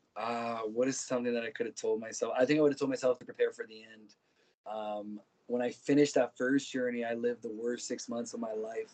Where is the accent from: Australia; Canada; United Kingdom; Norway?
Canada; Ontario; also born or lived in Brazil; when I was nine years old, my parents ended up moving to Canada. I grew up in Ontario, rodeoing